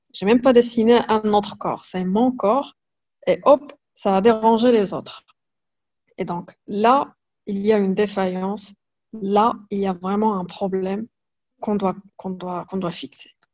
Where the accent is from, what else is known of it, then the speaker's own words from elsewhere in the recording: Fès, Fès-Meknès, Morocco; Je suis née au Maroc. J'ai passé toute ma vie au Maroc.